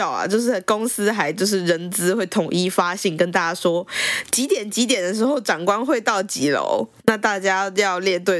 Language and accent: Chinese; Taipei, Taiwan; 我们两个其实都是台北长大的小孩嘛